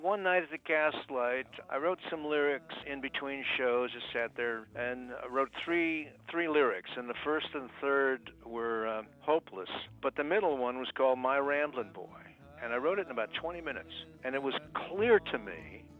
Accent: Bristow, Oklahoma, United States; also born or lived in Chicago, Illinois; I grew up in Oklahoma, and I consider Oklahoma to be home.

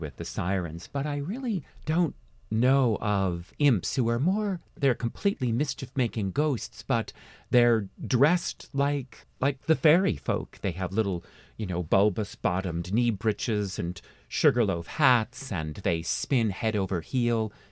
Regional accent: Cold Spring, New York, United States; my hometown of Cold Spring

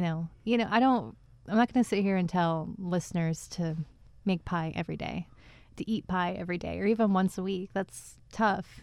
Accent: Finger Lakes, central New York, United States; now in Albany area, United States; I grew up out near the Finger Lakes, out near central New York

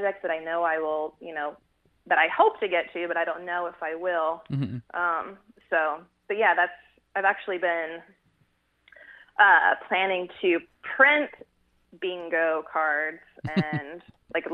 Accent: Bay Area, California, United States; moved away; also born or lived in Fort Worth, Texas; I'm actually from California originally, from the Bay Area

